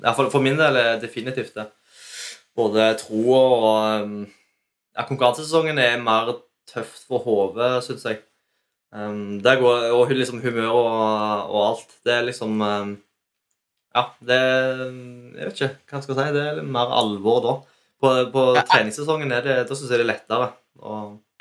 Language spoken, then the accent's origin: Norwegian; Ålgård, Rogaland, Norway; vi kommer fra Ålgård